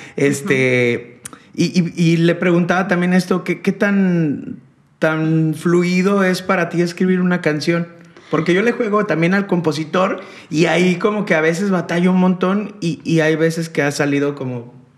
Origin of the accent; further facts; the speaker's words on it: León, Guanajuato, Mexico; now in Monterrey, Mexico; yo soy de León